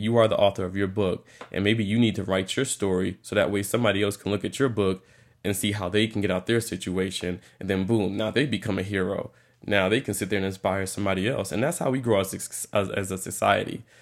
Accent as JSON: {"language": "English", "region": "New York", "country": "United States", "moved": "yes", "said": "originally from New York"}